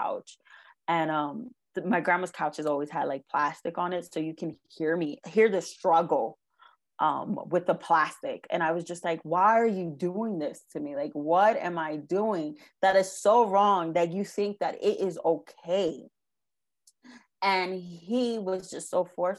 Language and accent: English; New York, United States; So I was raised in New York.